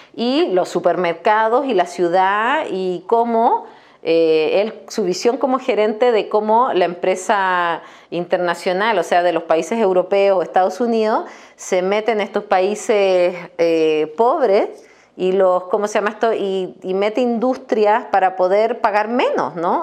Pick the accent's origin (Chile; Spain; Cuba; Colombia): Chile; Norte Grande; also born or lived in Coquimbo; Y me crié en el norte de Chile, en el desierto de Atacama